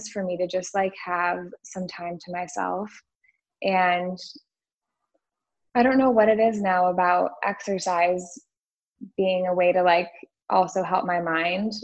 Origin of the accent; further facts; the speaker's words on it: West Michigan, United States; moved away as an adult; now in Austin, United States; we're both from West Michigan.